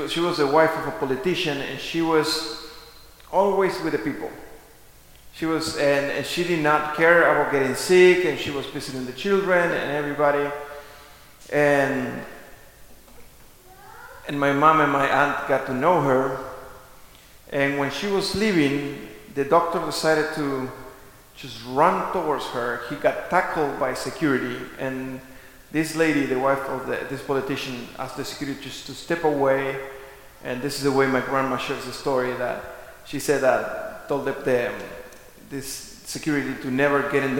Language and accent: English; Argentina; moved away; I grew up in Argentina, we were raised pretty much from my grandma